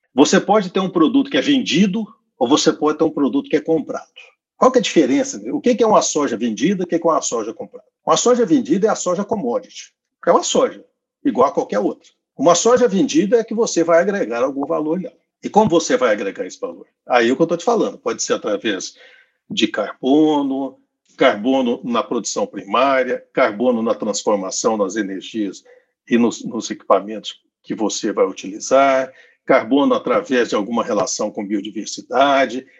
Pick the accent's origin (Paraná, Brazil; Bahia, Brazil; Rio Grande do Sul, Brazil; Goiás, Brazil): Goiás, Brazil; eu sou goiano